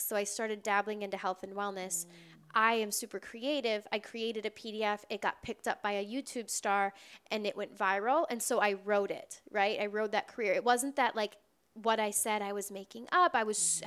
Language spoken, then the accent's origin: English; Wisconsin, United States; also born or lived in Door County, Wisconsin; now in Los Angeles, United States; I grew up in Wisconsin.